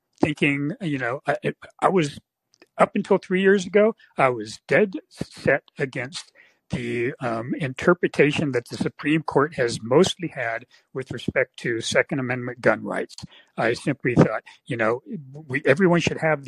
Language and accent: English; San Francisco Bay Area, California, United States; I grew up in the San Francisco Bay Area